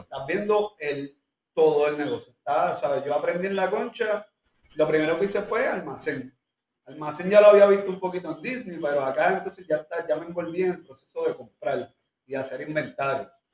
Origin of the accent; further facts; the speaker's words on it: Puerto Rico; donde, viven mis papás, y donde yo nací y me crié toda la vida